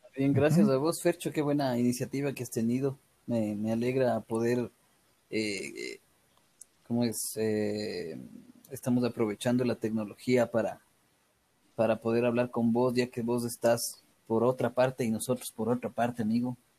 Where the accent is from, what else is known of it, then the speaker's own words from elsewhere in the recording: Ecuador; me regresaba, creo que ese mismo día a Ecuador